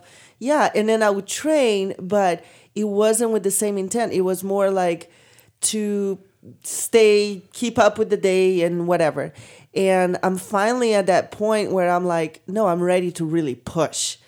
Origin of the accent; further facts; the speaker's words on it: Brazil; moved away; I come from Brazil